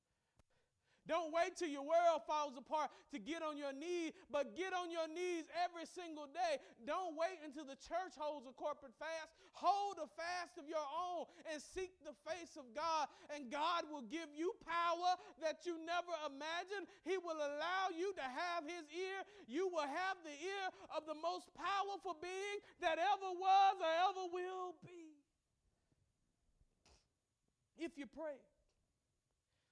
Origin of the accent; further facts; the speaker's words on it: Mississippi, United States; I grew up in Mississippi, which was a hotbed of segregation